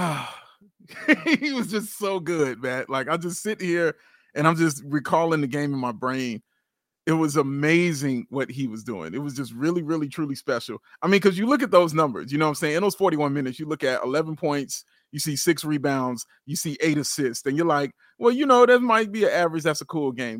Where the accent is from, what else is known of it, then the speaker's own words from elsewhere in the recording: Chicago, Illinois, United States; I'm from Chicago